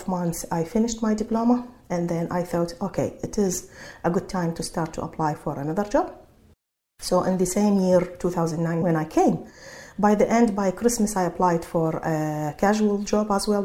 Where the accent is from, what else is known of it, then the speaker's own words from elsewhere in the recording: Iraq; English is a second language; moved away as an adult; now in Sydney, Australia; I'm from Iraq speaking Arabic